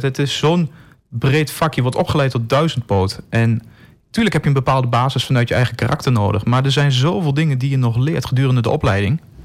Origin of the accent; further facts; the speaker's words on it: Enschede, Overijssel, Netherlands; moved away as an adult; Ik ben ook geboren in Enschede. Heb er twintig jaar gewoond.